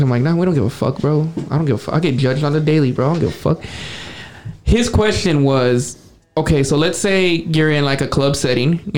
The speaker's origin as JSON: {"language": "English", "region": "Arizona", "country": "United States", "said": "no, we're not from Alabama. We're from Arizona."}